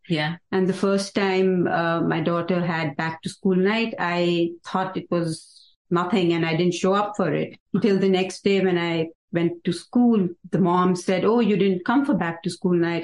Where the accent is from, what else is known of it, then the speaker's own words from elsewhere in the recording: Mukteshwar, Uttarakhand, India; moved away as an adult; now in United States; So I grew up in Nainital district and in a small little town called Mukteshwar.